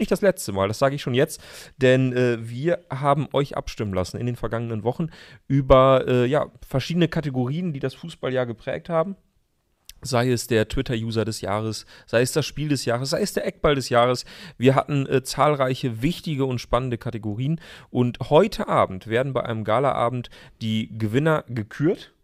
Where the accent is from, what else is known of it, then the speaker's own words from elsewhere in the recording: Emsland, Lower Saxony, Germany; now in Berlin, Germany; in meiner Heimat, mhm. im Emsland, wo es vielleicht mal einen Schnitzel mehr gibt